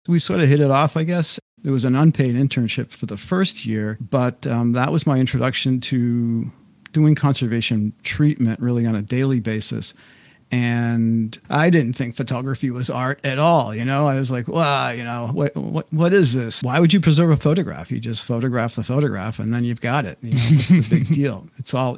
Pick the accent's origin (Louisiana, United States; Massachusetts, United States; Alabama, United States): Massachusetts, United States; Westborough; also born or lived in Worcester, Massachusetts; I was born in Worcester, Massachusetts, the oldest of five kids, and my family moved to a small town called Westboro, Massachusetts